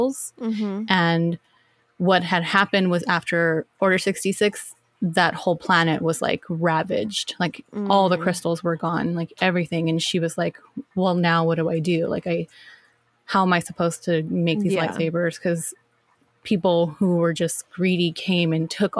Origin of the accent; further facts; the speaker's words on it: California, United States; We're from California